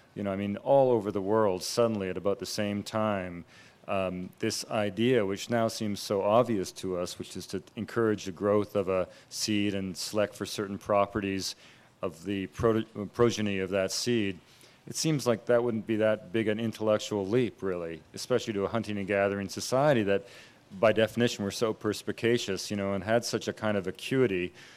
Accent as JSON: {"language": "English", "region": "British Columbia", "country": "Canada", "tie": "born or raised there", "said": "I grew up in British Columbia"}